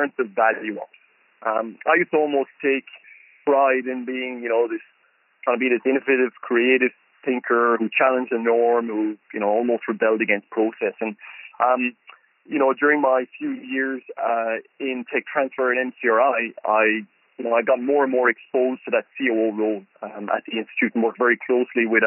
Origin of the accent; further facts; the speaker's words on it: Ireland; moved away as an adult; also born or lived in County Cork, Ireland / Galway, Ireland; now in Melbourne, Australia; Growing up in Ireland